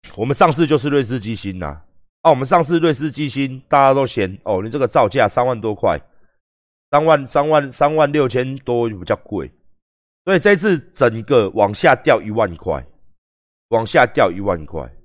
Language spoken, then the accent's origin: Chinese; Taiwan; 完完全全都是我们台湾人设计的